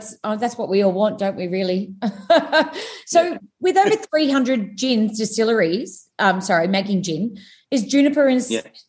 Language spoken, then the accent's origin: English; Gold Coast, Queensland, Australia; I grew up on the Gold Coast